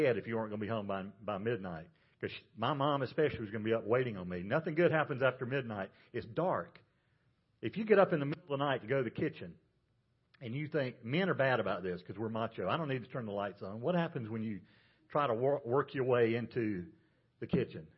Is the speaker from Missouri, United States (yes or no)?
no; Georgia, United States; I grew up in Georgia